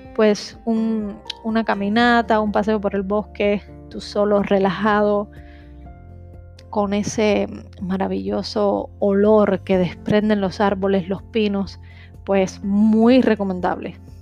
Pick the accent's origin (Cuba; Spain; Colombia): Cuba; yo soy de Cuba